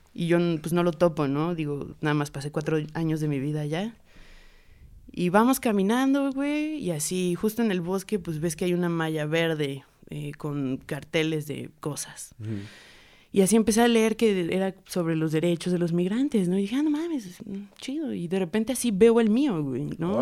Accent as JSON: {"language": "Spanish", "region": "Puebla", "country": "Mexico", "tie": "born or raised there", "also_born_or_lived": "State of Mexico", "said": "nací en el Estado de México en el 96 y llegué en el 2000 a Puebla"}